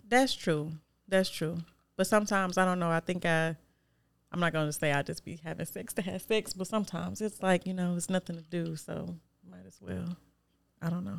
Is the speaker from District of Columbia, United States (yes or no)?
no; Detroit, Michigan, United States; Not from Joy Road, but I'm from Detroit